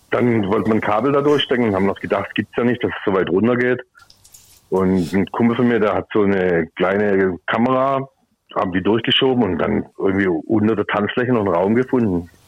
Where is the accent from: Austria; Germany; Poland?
Germany; Heilbronn, Baden-Württemberg; aus Heilbronn